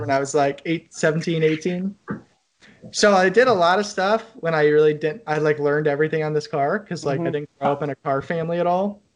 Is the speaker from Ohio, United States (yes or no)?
yes; Cleveland, Ohio, United States; moved away as an adult; now in Cincinnati, United States; I'm in Cincinnati. I grew up in Cleveland.